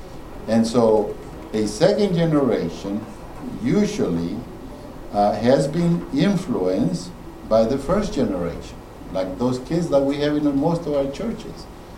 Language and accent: English; Louisiana, United States; now in Georgia, United States; My boys, they were born in Georgia. I grew up in Louisiana.